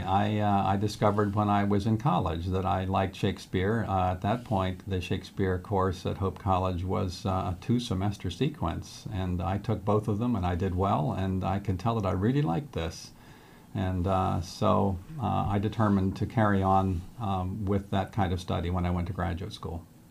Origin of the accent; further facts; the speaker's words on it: Philadelphia, Pennsylvania, United States; moved away; I grew up, uh, mostly on the East Coast in the Philadelphia area